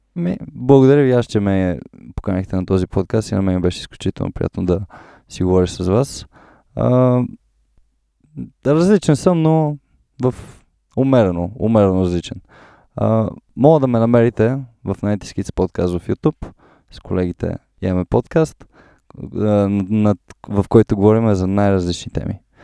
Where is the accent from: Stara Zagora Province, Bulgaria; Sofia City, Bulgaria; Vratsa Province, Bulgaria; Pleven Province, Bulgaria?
Sofia City, Bulgaria; Sofia; аз съм роден тук в София